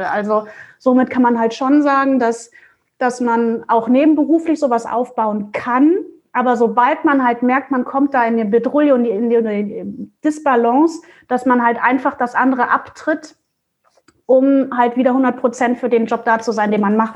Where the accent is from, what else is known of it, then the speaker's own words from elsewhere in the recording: Mönchengladbach, North Rhine-Westphalia, Germany; now in Hamburg, Germany; ich bin halt äh, aus NRW, also aus Mönchengladbach, hier nach Hamburg gezogen und hat, kannte halt hier auch keinen Schwein sozusagen.